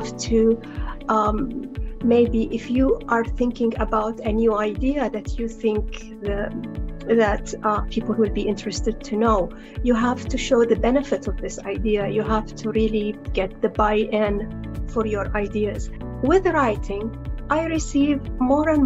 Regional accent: Saudi Arabia; I'm from Saudi Arabia

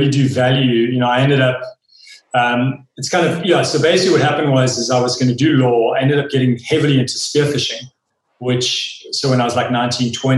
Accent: Wild Coast, Eastern Cape, South Africa; We spent a lot of time as young kids growing up on the Wild Coast, which is the Eastern Cape of South Africa, just beautiful, rugged coastline.

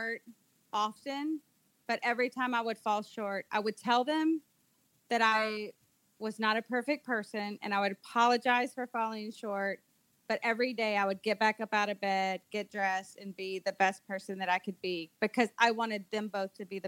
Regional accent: United States; moved away as an adult; now in Dominican Republic; here in the DR, as an American missionary

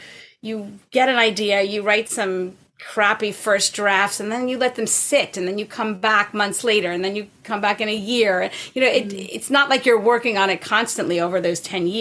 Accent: Huntington Station, New York, United States; moved away as an adult; also born or lived in Boston; now in Canada; grew up out on Long Island, actually, in Huntington Station. Yeah. And then I spent 18 years in Boston before coming to Canada

